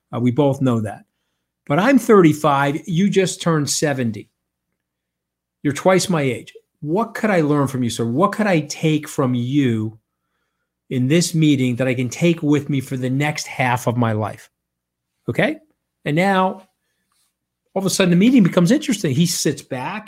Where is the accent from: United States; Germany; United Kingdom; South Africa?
United States; Long Island, New York; I'm an Italian from Long Island.